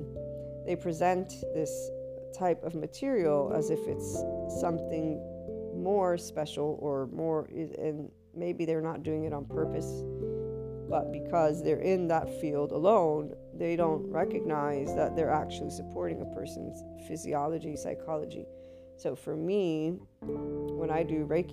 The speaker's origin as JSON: {"language": "English", "country": "United States", "also_born_or_lived": "Naples, Italy", "said": "I'm also American, so biculturally speaking"}